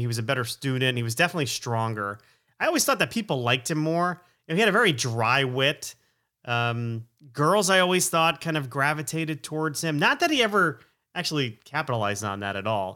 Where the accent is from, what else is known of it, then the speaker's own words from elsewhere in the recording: Stamford, Connecticut, United States; also born or lived in Plantation, Florida; we moved to Connecticut from Florida in fourth grade